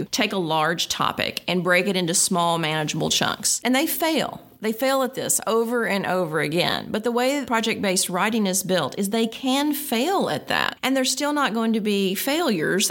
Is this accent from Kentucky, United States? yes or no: yes; Kentucky, United States; I'm from Kentucky